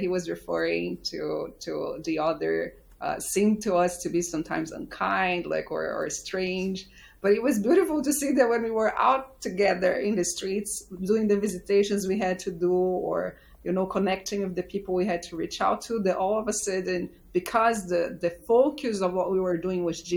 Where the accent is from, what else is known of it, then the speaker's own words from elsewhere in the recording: Brazil; moved away as an adult; also born or lived in Uganda; I grew up in Brazil, which is quite a diverse country, but I moved overseas when I was 28